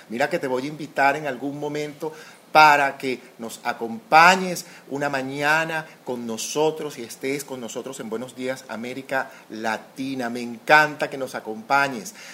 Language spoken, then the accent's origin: Spanish; Venezuela; Yo soy venezolana para comenzar.